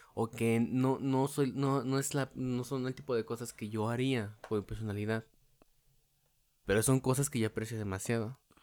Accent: State of Mexico, Mexico; yo soy alguien del Estado de México

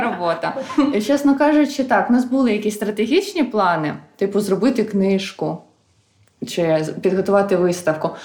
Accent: Khmelnytskyi, Khmelnytskyi Oblast, Ukraine; moved away as an adult; now in Kyiv, Ukraine; я сама з Хмельницького

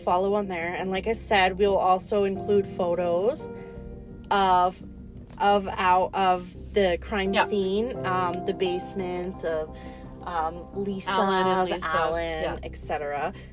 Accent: Calgary, Alberta, Canada; This is our neighborhood. Where we grew up

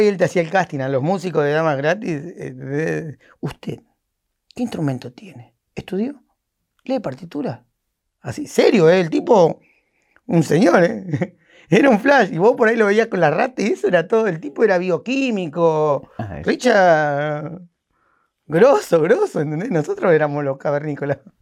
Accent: San Fernando, Buenos Aires Province, Argentina; no soy porteño, soy de San Fernando con urbano

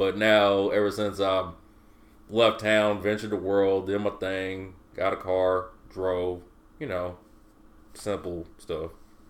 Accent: Mayfield, Kentucky, United States; now in Bowling Green, United States; on Facebook, if that counts for anything. I'm a Bowling Green rapper, but I'm originally from Mayfield, Kentucky, far west Kentucky.

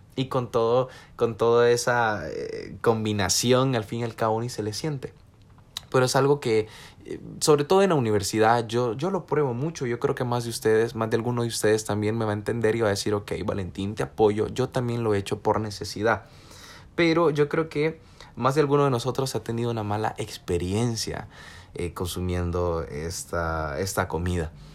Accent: El Salvador; somos salvadoreños

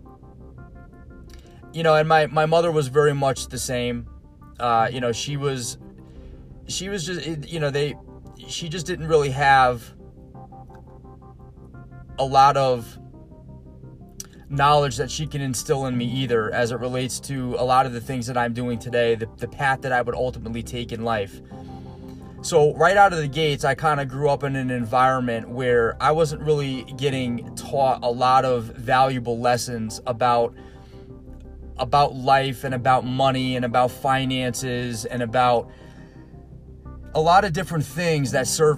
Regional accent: Stratford, Connecticut, United States; grew up in Stratford, Connecticut

